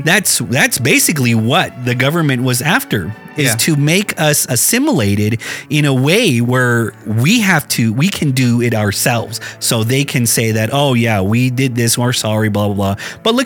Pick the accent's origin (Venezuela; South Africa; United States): United States; us natives